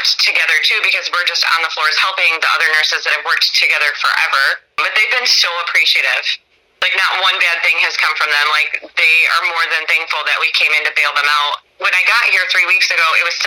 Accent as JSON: {"language": "English", "town": "Mendota", "region": "Illinois", "country": "United States", "moved": "as an adult", "lives_now": "New York City, United States", "said": "I'm from the Chicago area."}